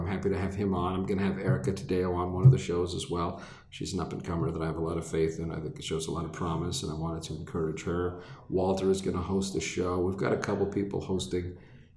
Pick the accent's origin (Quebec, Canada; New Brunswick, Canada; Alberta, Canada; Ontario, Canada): Quebec, Canada; Laval; I grew up in Laval